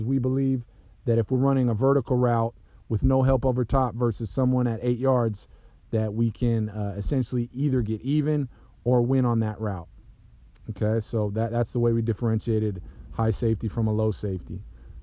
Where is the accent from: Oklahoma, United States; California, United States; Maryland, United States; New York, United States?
California, United States; Southern; I'm from Southern California